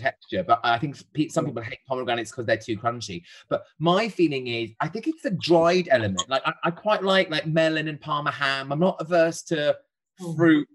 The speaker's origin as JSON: {"language": "English", "region": "Wales", "country": "United Kingdom", "said": "I'm Welsh"}